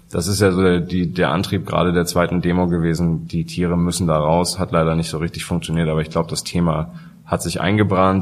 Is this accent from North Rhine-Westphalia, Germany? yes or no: no; Hamburg, Germany; ich komme ja aus Hamburg